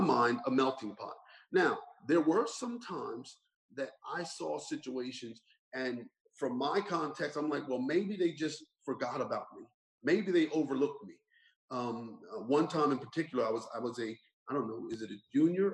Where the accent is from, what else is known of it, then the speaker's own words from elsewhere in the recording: Burlington Township, New Jersey, United States; growing up in Burlington Township